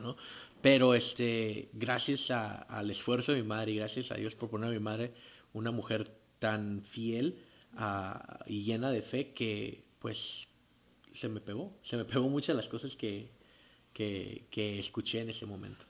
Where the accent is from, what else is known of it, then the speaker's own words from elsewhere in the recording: Tijuana, Baja California, Mexico; Yo soy aquí de Tijuana, Baja California. Nací en el 29 de diciembre de 1987